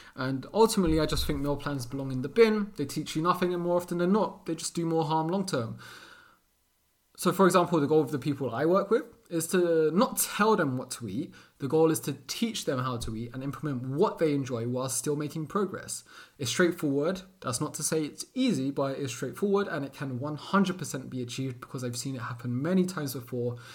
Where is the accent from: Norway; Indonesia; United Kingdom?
United Kingdom; London; born and raised in London, England, Portuguese parents